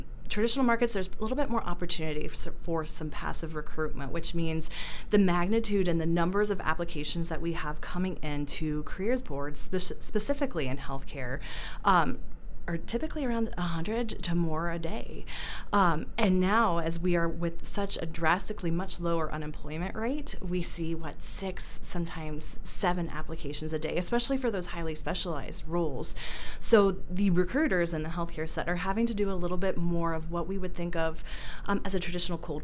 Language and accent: English; Ohio, United States; moved away as an adult; also born or lived in Cleveland; now in Denver, United States; I'm also from the Midwestern state of Ohio